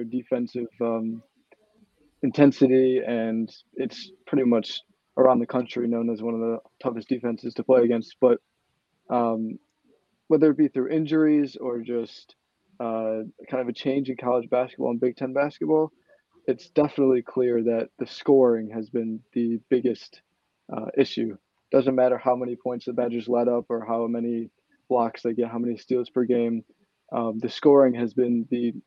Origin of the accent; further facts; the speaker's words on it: just outside Detroit, Michigan, United States; moved away as an adult; now in Madison, United States; I'm originally from Michigan, just outside Detroit.